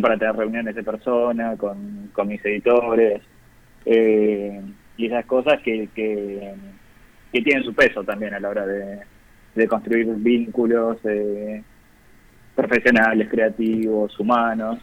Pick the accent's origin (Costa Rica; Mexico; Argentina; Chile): Argentina; Zárate, Buenos Aires Province; now in Buenos Aires, Argentina; Yo soy de Zárate originalmente, provincia de Buenos Aires